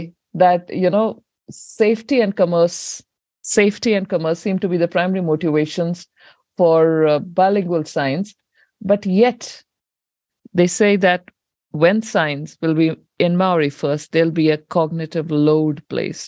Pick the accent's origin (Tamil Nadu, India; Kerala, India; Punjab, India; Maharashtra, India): Punjab, India; now in New Zealand; I come from India, Punjab, and Punjabi language there